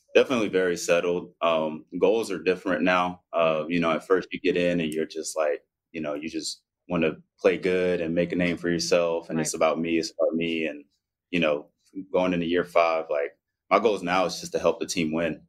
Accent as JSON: {"language": "English", "town": "Spartanburg", "region": "South Carolina", "country": "United States", "tie": "born or raised there", "also_born_or_lived": "Zaragoza, Spain", "moved": "as an adult", "lives_now": "Atlanta, United States", "said": "we have like a good group of friends in uh, my hometown in uh, Spartanburg, South Carolina"}